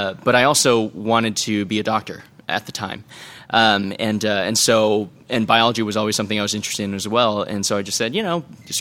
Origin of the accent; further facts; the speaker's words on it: New Hampshire, United States; moved away as an adult; also born or lived in Maine / Boston; now in San Diego, United States; born and raised in New Hampshire, you know, went to school up in Maine and, worked for about 5-6 years in Boston, and then a couple of years ago an opportunity brought me out to San Diego